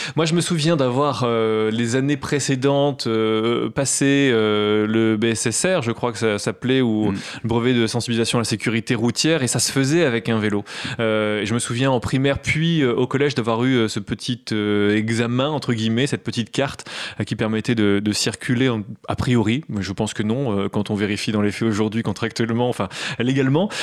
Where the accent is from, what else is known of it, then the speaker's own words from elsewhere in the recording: Creil, Hauts-de-France, France; also born or lived in Nogent-sur-Oise; je suis natif de Creil